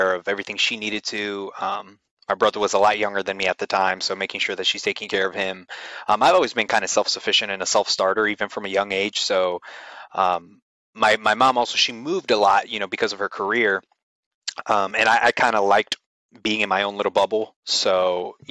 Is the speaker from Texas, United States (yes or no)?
yes; Houston, Texas, United States; I was born in 1996 in the Southwest Houston area, and I basically lived there the entirety of my life up until about 6-7 months ago